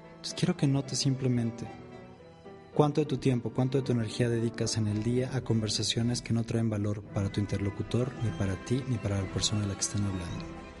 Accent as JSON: {"language": "Spanish", "country": "Mexico", "said": "acá en mi país, en México"}